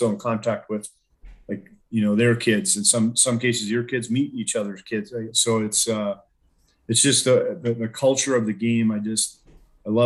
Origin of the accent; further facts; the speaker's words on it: Colorado Springs, Colorado, United States; growing up in the Springs